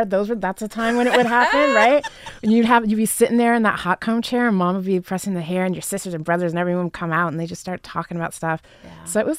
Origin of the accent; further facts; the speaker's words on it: Las Vegas, Nevada, United States; I grew up in Las Vegas